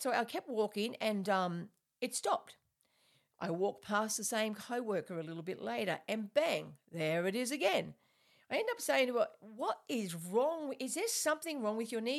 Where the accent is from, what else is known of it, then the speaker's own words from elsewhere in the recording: Australia; I'm Australian, so, and I, you know, I talk a bit weird sometimes